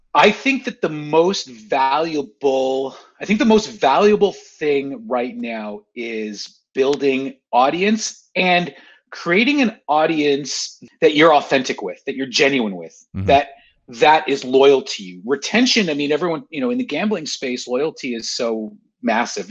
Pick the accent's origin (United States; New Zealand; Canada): Canada; I'm a Canadian